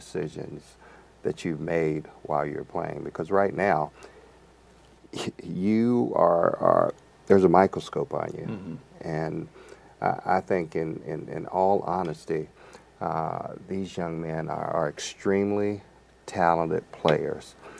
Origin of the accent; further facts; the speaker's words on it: Virginia Beach, Virginia, United States; my hometown of Virginia Beach